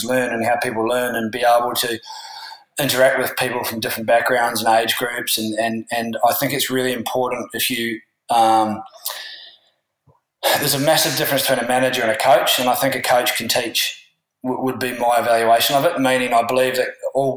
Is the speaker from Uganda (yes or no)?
no; Christchurch, Canterbury, New Zealand; moved away as an adult; now in Australia; I'm from Christchurch in New Zealand